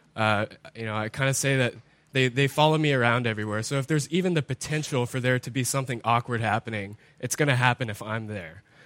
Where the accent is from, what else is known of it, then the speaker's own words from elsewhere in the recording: United States; as Americans, as English-speaking people